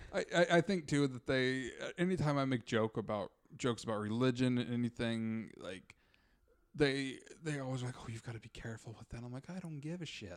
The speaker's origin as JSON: {"language": "English", "region": "Utah", "country": "United States", "tie": "born or raised there", "moved": "yes", "said": "I grew up in Utah"}